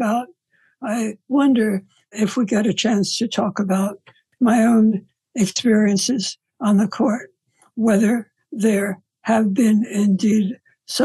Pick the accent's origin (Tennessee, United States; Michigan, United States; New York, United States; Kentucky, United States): New York, United States; New York City; a good deal of the person that I am comes from growing up in New York